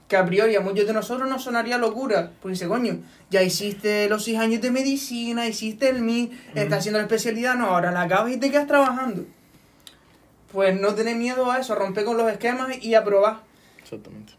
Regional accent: Firgas, Canary Islands, Spain; en mi pueblo

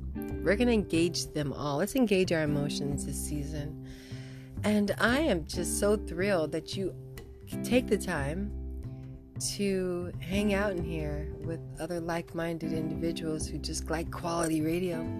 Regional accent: Santa Barbara, California, United States; I grew up, I was born in Santa, Bar- in Santa Barbara

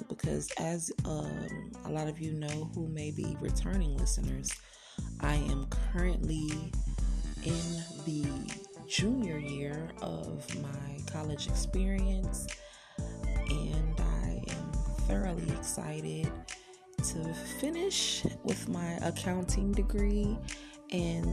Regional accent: Cleveland, Ohio, United States; my hometown, Cleveland, Ohio

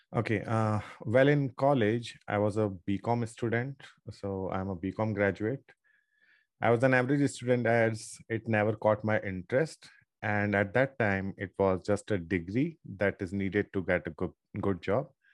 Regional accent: Ajmer, Rajasthan, India; I'm from Ajmer, Rajasthan. It's a small town.

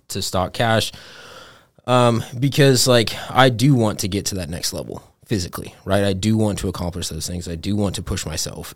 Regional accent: Montana, United States; growing up in Montana

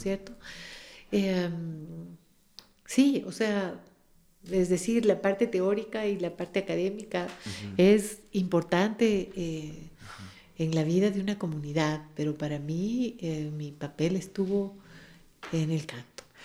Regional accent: Quito, Pichincha, Ecuador; las quebradas de Quito que son las nuestras

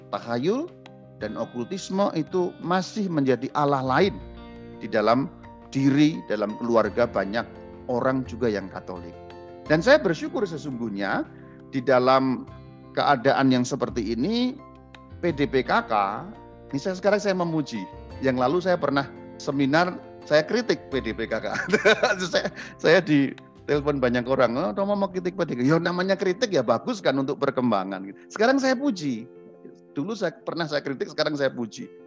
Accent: Java, Indonesia; Saya sebagai orang Jawa saya harus belajar tentang kejawaan saya sehingga saya tahu ini bagian ini tahayul, bagian itu tidak.

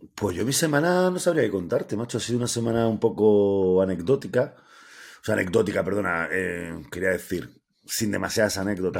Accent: Andalusia, Spain; now in León, Spain; todos los andaluces

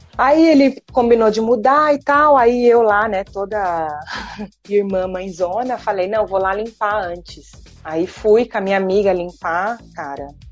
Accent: Brazil; also born or lived in England; now in Dubai, United Arab Emirates; ser tratado por ser brasileira

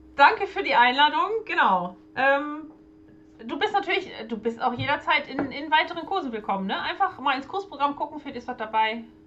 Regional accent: Germany; wir haben als Deutsche

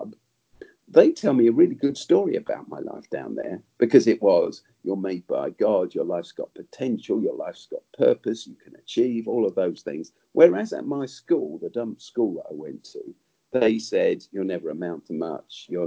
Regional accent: London, United Kingdom; But I grew up in South London, where I still live

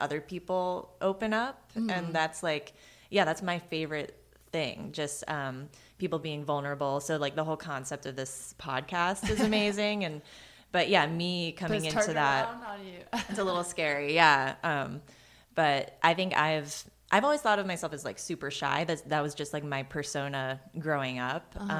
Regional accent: Maryland, United States; I'm from Maryland

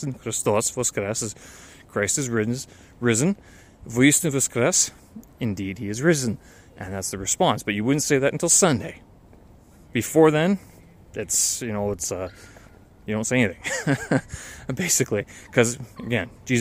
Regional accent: Canada; moved away; this is what I grew up with. This is, these are the celebrations. This is the Easter I remember. And if I go back to Canada at times

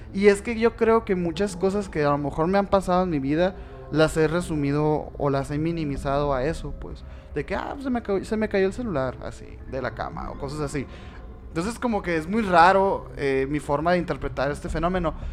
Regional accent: Sonora, Mexico; somos de Sonora

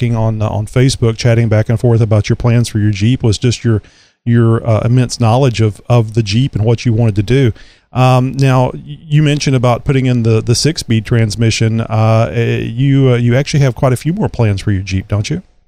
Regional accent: Southeast Texas, United States; it snowed here like four times in my life because I am from Southeast Texas

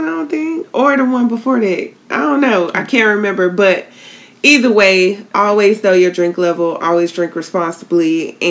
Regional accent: Tallahassee, Florida, United States; moved away; We were in my hometown of Tallahassee

